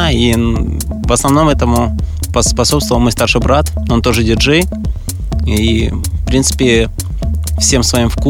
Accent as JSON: {"language": "Russian", "town": "Grozny", "region": "Chechnya", "country": "Russia", "tie": "born or raised there", "also_born_or_lived": "Stavropol / Saint Petersburg", "moved": "yes", "lives_now": "Moscow, Russia", "said": "на юге нашей страны, город Грозный да. И в связи с разными событиями, которые там происходили, наша семья переехала сначала в Ставрополь, где я закончил институт"}